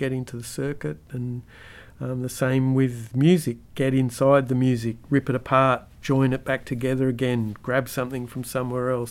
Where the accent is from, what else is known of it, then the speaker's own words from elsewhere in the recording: Australia; as a Aussie kid